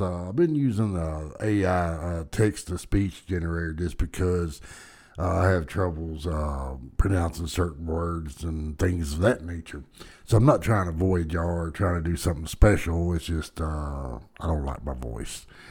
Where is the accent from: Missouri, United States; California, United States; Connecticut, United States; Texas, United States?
Texas, United States; Dallas; I was born and raised in Dallas